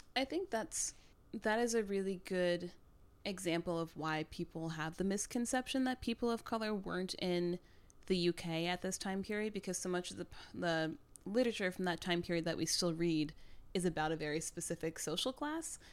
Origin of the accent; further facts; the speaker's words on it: Midwest, United States; I grew up in the Midwest